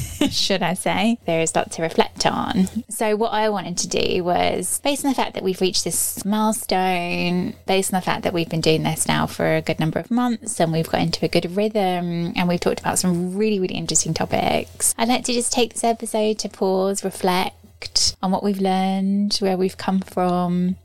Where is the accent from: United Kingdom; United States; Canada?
United Kingdom; As a Brit